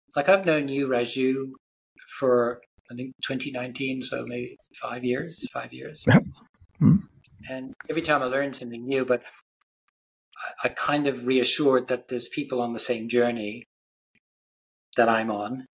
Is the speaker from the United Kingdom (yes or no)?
no; Ireland; I grew up in Ireland